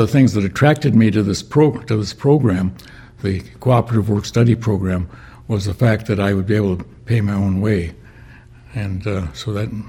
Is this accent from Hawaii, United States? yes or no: no; Duluth, Minnesota, United States; moved away as an adult; I was actually born at home in the western part of Duluth, and that's where we went to church at first.